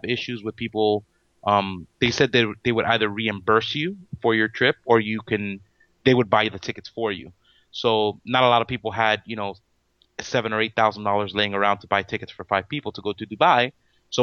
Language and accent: English; Miami, Florida, United States; We're from Miami. We're all local from here.